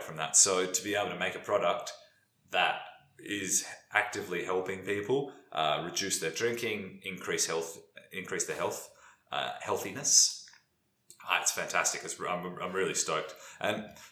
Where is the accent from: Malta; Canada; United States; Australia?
Australia; South Australia; now in Melbourne, Australia; I'm not from Melbourne. I'm from South Australia